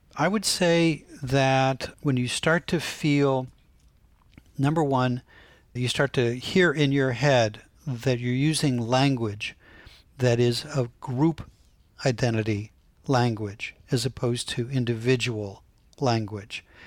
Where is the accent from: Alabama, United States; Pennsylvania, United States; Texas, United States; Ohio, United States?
Ohio, United States; Canton; growing up in Canton, Ohio